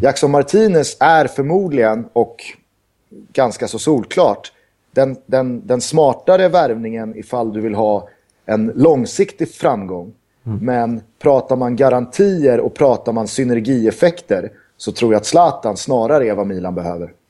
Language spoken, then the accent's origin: Swedish; Sweden; jag är svensk